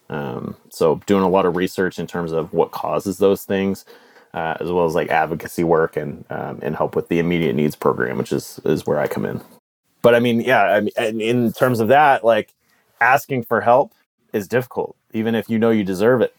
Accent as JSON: {"language": "English", "country": "United States", "also_born_or_lived": "Canada", "moved": "as an adult", "said": "an American living in Canada"}